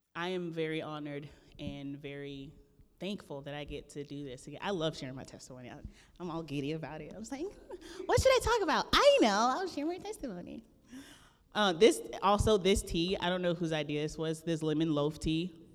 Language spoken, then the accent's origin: English; the Everglades, South Florida, United States; I'm originally from the Everglades of South Florida